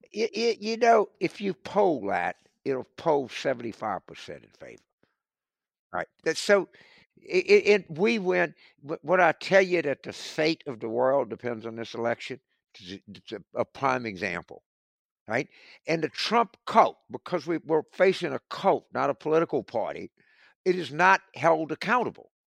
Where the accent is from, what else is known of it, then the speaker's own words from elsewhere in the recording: South Louisiana, United States; I grew up in South Louisiana.